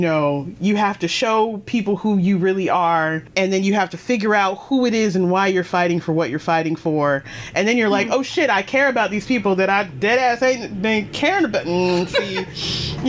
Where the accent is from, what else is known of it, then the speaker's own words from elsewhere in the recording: the South, United States; I'm from the South